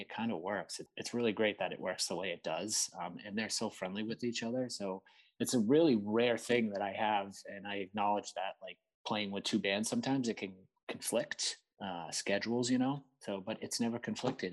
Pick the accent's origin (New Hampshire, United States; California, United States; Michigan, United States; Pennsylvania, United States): New Hampshire, United States; Seabrook; I grew up in New Hampshire, small town called Seabrook